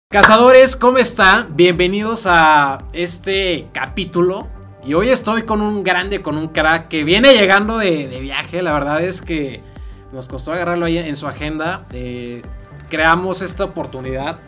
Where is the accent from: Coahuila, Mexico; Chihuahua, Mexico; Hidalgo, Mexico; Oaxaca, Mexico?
Hidalgo, Mexico; Actopan; moved away; also born or lived in Querétaro; soy originario de Actopan Hidalgo